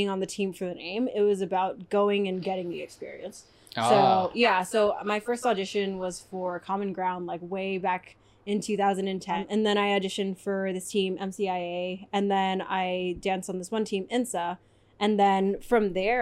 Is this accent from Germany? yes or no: no; San Jose, California, United States; moved away as an adult; now in Southern California, United States; I'm from the Bay Area. So I moved down to Southern California in 2010 to go to UCI, and I've just been here ever since